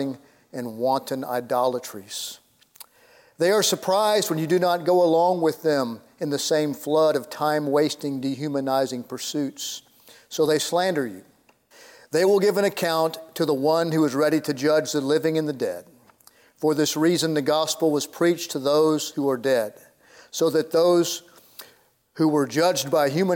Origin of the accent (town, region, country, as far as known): Houston, Texas, United States; born or raised there